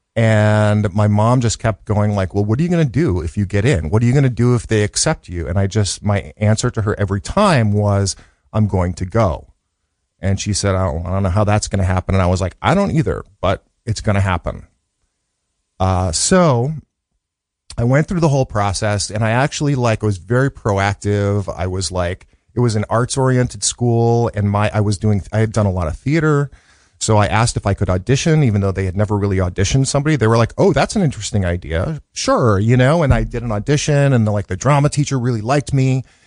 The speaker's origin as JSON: {"language": "English", "town": "Arlington", "region": "Massachusetts", "country": "United States", "tie": "born or raised there", "also_born_or_lived": "Brookline, Massachusetts / Los Angeles", "moved": "yes"}